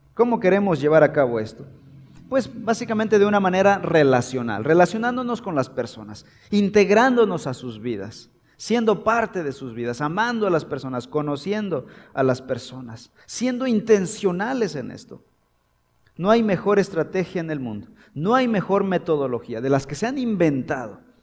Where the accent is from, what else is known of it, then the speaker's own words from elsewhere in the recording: Mexico; en México tenemos una cultura y tenemos elementos que son parte de nuestra comunidad